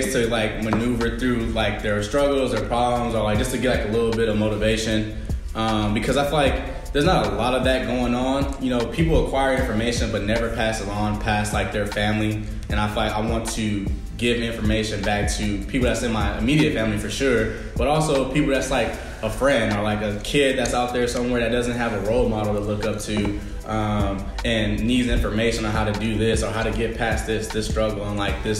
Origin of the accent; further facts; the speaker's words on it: Richmond, California, United States; I'm from the Bay Area as well, Richmond, California, to be more exact